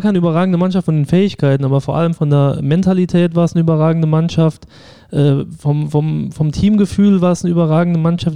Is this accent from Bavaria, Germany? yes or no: no; St. Ingbert, Saarland, Germany; also born or lived in Saarbrücken (Dudweiler); ich bin in Saarbrücken auch geboren, also in Dudweiler, äh, komme aber aus St. Ingbert, habe da immer in der Jugend einen Verein gespielt